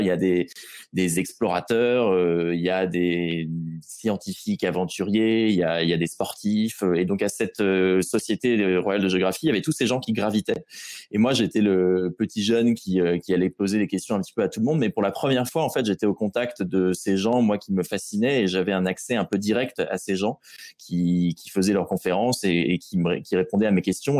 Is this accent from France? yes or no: yes; Rouen, Normandy, France; je suis de Rouen à l'origine